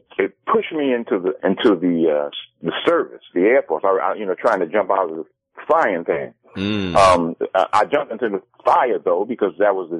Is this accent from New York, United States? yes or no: yes; New York, United States; I'm from New York